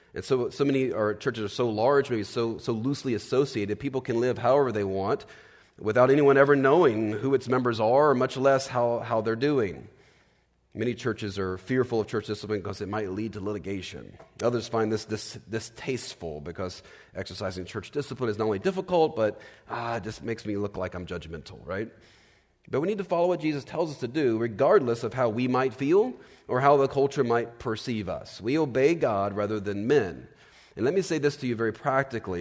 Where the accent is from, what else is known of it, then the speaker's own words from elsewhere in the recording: Virginia, United States; I grew up in Virginia